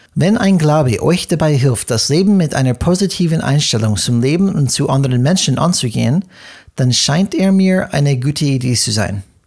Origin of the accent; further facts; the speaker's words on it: United States; German is a second language; moved away; bin ich Amerikaner und wir Amerikaner